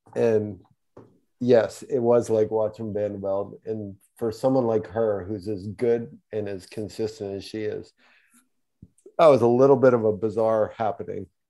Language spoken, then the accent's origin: English; Houston, Texas, United States; my hometown of Houston